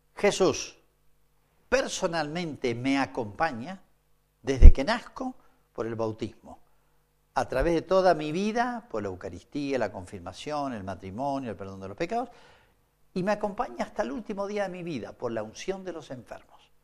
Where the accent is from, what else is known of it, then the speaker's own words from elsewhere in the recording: Argentina; sigo siendo argentino